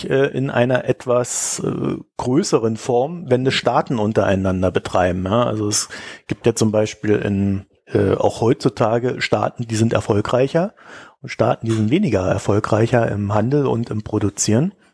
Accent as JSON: {"language": "German", "region": "East Germany", "country": "Germany", "said": "ja, ihr wisst ja, ich komme ja aus der DDR. Wir hatten ja immer Bananenmangel."}